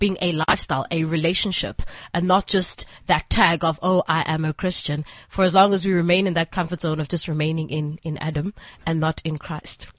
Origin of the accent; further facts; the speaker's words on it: East London, Eastern Cape, South Africa; moved away as an adult; also born or lived in Port Elizabeth; now in Johannesburg, South Africa; I'm from East London, born and bred in East London.